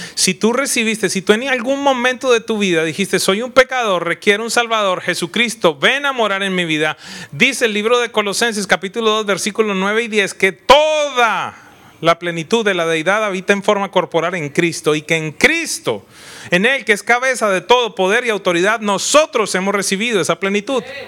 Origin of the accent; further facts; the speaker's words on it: Colombia; soy colombiano